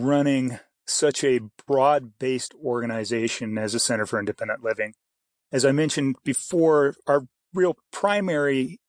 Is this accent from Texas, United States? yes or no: no; Idaho, United States; born there; also born or lived in Canada; I was born in Idaho, but I lived in Canada a good portion of my life. Some of my family is up there, and so I kind of moved back and forth.